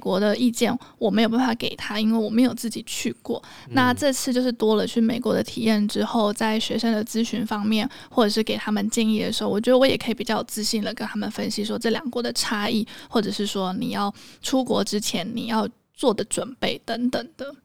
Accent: Taiwan; 是台湾人，我们讲中文

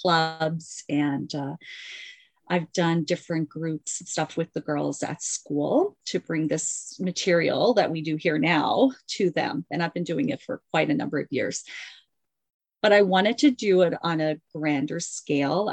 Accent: Mississauga, Ontario, Canada; I am from Mississauga, Ontario, which is just outside of Toronto

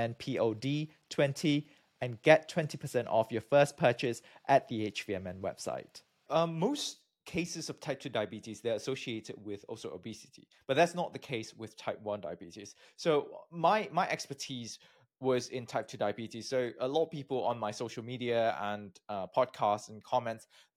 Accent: Malaysia; moved away as an adult; also born or lived in United Kingdom; I'm from Malaysia, I got my PhD from the UK

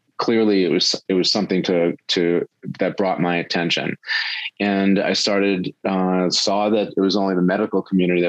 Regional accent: Long Island, South Shore, New York, United States; I grew up on Long Island on the South Shore

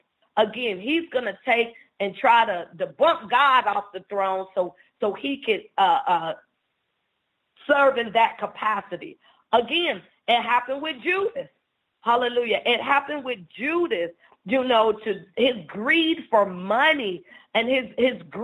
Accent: Cincinnati, Ohio, United States; I am from Cincinnati, Ohio

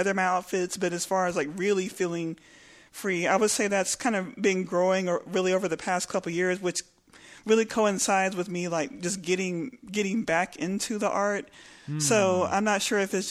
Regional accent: Lubbock, Texas, United States; moved away as an adult; also born or lived in Austin, Texas / Houston, Texas; I grew up in Lubbock

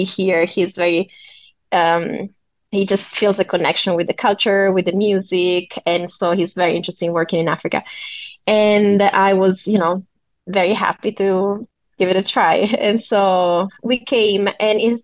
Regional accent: Italy; moved away as an adult; also born or lived in Hong Kong / China; I moved abroad from Italy the first time when I was 18.

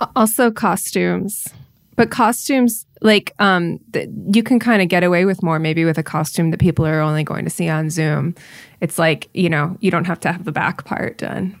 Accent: Iowa, United States; now in California, United States; I grew up in Iowa

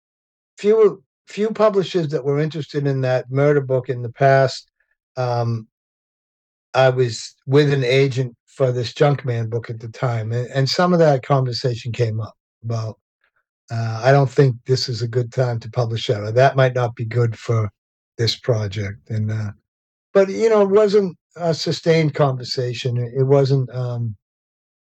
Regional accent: Revere, Massachusetts, United States; I grew up in Revere, Massachusetts

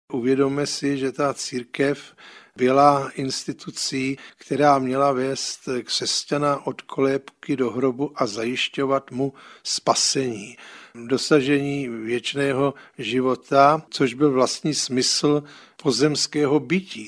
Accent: Prague, Czechia; jako malý kluk jsem vyrůstal na Žižkově

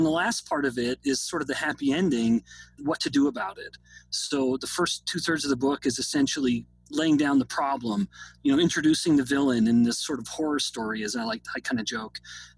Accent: Canada; now in United States; I say this as someone who's actually a foreigner being born and raised in Canada.

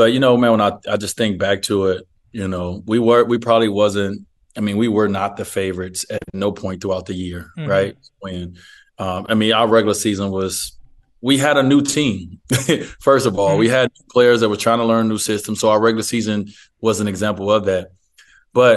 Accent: United States; As an American, I'm the minority as an American

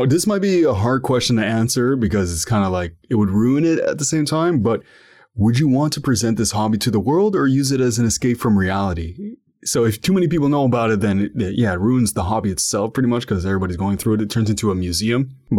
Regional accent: Ottawa, Ontario, Canada; so I'm from Ottawa, Ontario, Canada. And sometimes I live in the downtown, so it's the national capital of Canada.

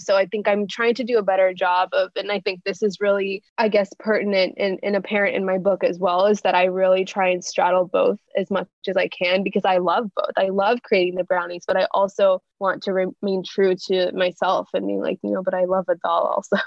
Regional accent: California, United States; growing up in an Indian household in a town in California where I was really the only Indian person that I knew

